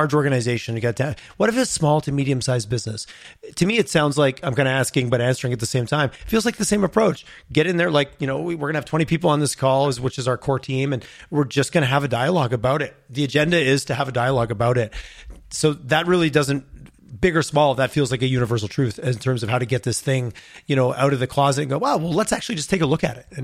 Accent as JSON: {"language": "English", "region": "Quebec", "country": "Canada", "tie": "born or raised there", "also_born_or_lived": "Montreal", "moved": "yes", "said": "I'm from Quebec many, many years ago. I lived in Montreal, but it's been 20 years."}